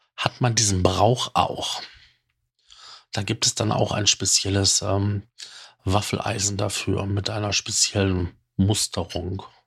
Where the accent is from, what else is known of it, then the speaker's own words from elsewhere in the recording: North Rhine-Westphalia, Germany; bei uns in Nordrhein-Westfalen